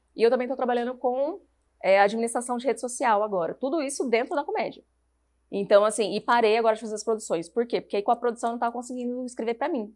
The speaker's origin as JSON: {"language": "Portuguese", "region": "Paraná", "country": "Brazil", "also_born_or_lived": "São Paulo", "moved": "yes", "lives_now": "Curitiba, Brazil", "said": "eu sou paranaense"}